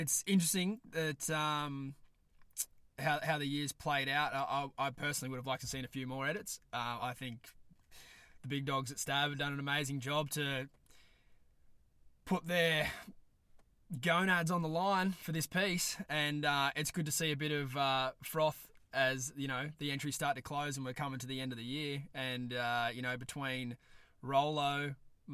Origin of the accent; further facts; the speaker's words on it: East Coast of Australia, Australia; me being the naive young East Coaster that I am from Australia